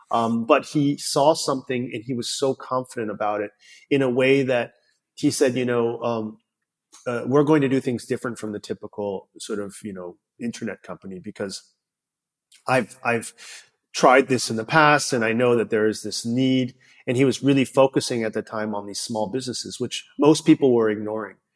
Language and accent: English; Palo Alto, California, United States; growing up in Palo Alto and coming just coming back from China